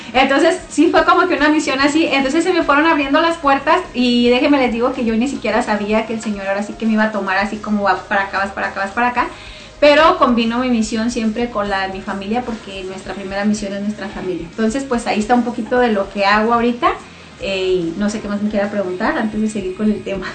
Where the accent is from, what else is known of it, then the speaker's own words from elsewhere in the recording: Namiquipa, Chihuahua, Mexico; moved away as an adult; now in Clovis, United States; yo soy originaria de Chihuahua, de un municipio que se llama Namiquipa, no sé si se me nota el acento